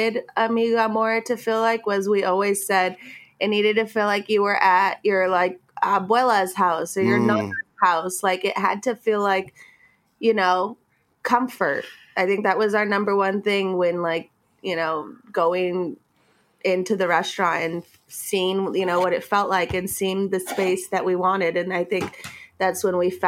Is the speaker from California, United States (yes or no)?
yes; Los Angeles, California, United States; also born or lived in New York; I grew up in Highland Park